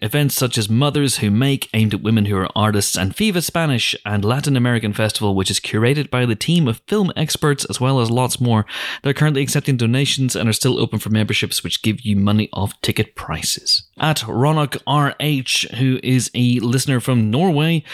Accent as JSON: {"language": "English", "area": "Northern Irish", "region": "Northern Ireland", "country": "United Kingdom", "said": "I'm Northern Irish"}